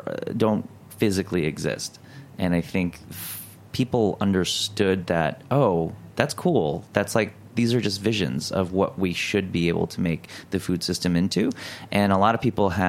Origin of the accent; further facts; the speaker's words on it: Detroit, Michigan, United States; growing up in Detroit.